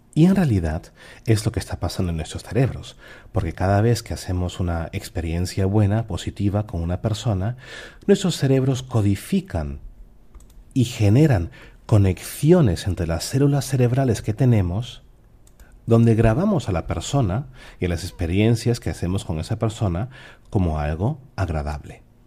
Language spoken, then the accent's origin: Spanish; Peru; moved away; also born or lived in Germany; yo soy peruano y cuando viví en Alemania